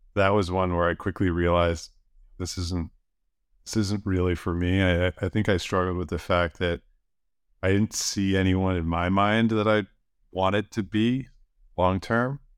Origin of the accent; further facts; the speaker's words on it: outside of Buffalo, New York, United States; moved away; I grew up outside of Buffalo. Um, small farming community